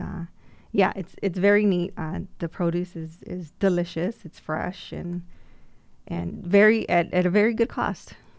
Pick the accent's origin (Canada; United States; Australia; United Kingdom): United States; Immokalee, Florida; growing up in Immokalee